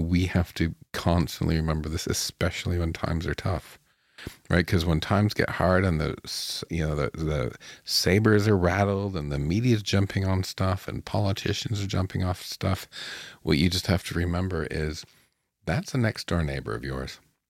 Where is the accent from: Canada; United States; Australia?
Canada; But it's kind of as a Canadian